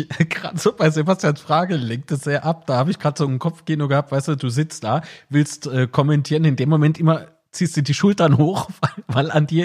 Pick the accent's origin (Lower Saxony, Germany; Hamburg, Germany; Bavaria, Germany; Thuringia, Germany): Bavaria, Germany; also born or lived in Nuremberg; Nee, nee, also ich bin, ich bin im Landkreis Fürth aufgewachsen und in Nürnberg geboren.